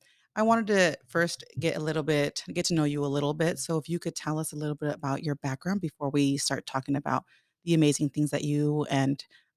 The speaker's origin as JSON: {"language": "English", "region": "California", "country": "United States", "said": "my background, we're from California. So shout out to anybody who's in Omaha, who's from California."}